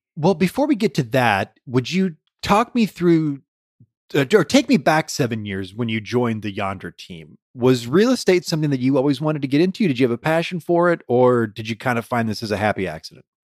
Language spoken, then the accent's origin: English; Detroit, Michigan, United States; born or raised there